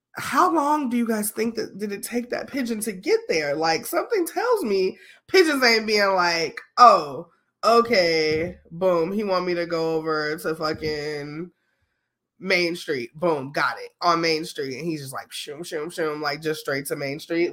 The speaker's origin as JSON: {"language": "English", "town": "Chicago", "region": "Illinois", "country": "United States", "said": "I'm from Chicago"}